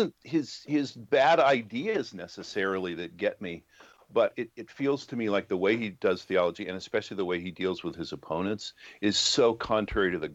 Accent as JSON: {"language": "English", "town": "Los Angeles", "region": "California", "country": "United States", "tie": "born or raised there", "said": "I grew up in Los Angeles"}